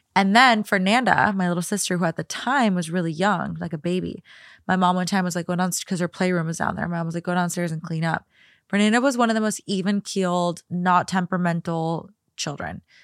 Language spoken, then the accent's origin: English; Minnesota, United States; moved away as an adult; now in Los Angeles, United States; one of the houses that I grew up in in Minnesota